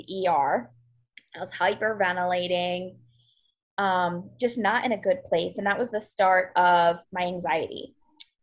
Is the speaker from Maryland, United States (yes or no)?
yes; Western Maryland, United States; I am from Maryland, originally from a small little town in Western Maryland, but I'm a little bit closer to Baltimore now